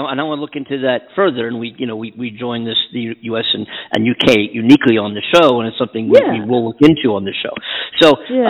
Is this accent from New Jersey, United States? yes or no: no; Pennsylvania, United States; my home state of Pennsylvania